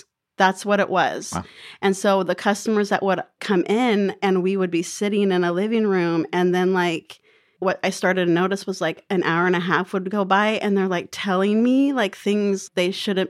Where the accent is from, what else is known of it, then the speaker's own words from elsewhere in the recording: Phoenix, Arizona, United States; born there; also born or lived in Oregon / California / Colorado; So I am a pseudo native of Arizona. I was born in Phoenix, but I moved all around the West. I've lived in Oregon and California and Colorado.